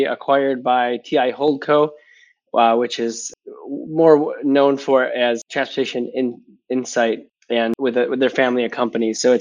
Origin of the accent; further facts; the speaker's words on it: Wisconsin, United States; accent: Midwestern; people can pick up on the Midwestern accent. So from Wisconsin